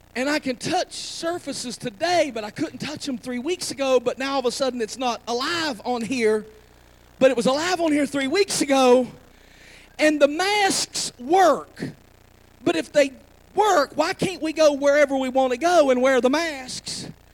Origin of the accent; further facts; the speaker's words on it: McDowell County, West Virginia, United States; I'm from McDowell County